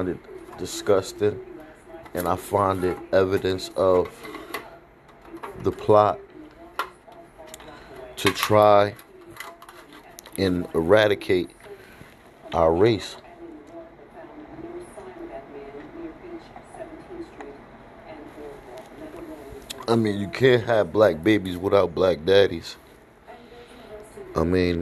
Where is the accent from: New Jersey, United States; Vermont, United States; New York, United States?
New Jersey, United States; New Jersey, my home state.